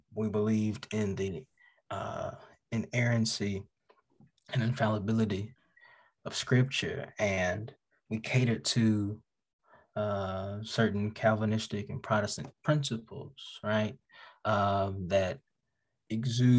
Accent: Birmingham, Alabama, United States; also born or lived in Choctaw County, Alabama; I'm an Alabama boy. I am through and through Alabama. My family is from Choctaw County. I was raised in Choctaw County and Birmingham, Alabama

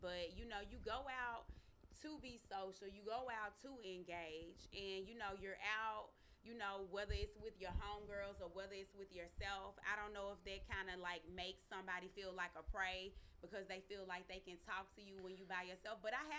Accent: the South, United States; I'm from the South. I'm a Southern Belle. So, I mean, I definitely think that, like, dating in New York is, like, something, like, completely different from down South, even though I haven't been there in a while.

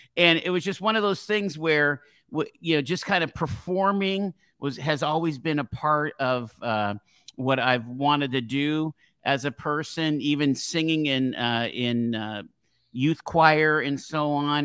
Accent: Erie, Pennsylvania, United States; I grew up here in Erie on West eighteenth Street

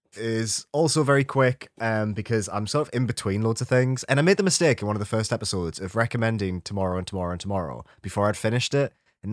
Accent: United Kingdom; which is inherently fascinating to me as like a British person.

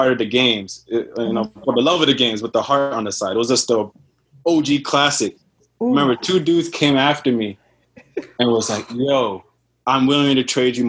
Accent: Houston, Texas, United States; now in New York, United States; I'm 28. I'm from New York. I'm originally from Texas, Houston, Texas, by far.

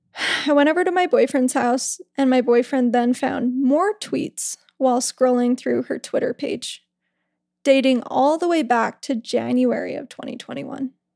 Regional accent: West Jordan, Utah, United States; we grew up in West Jordan, Ryan and I.

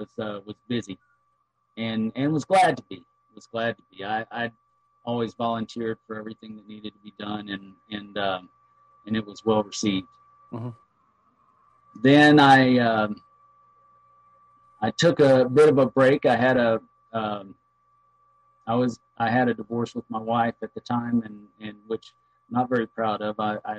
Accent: McKinney, Texas, United States; When I was raised in McKinney, you know, McKinney is a Vanguard Lodge.

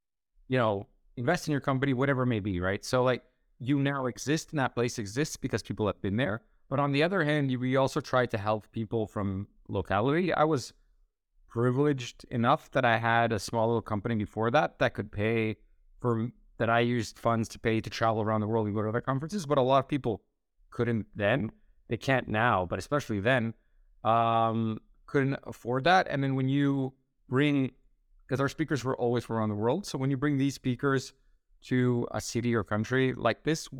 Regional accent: Split, Split-Dalmatia County, Croatia; So originally Shift, I created in my hometown in Split, Croatia.

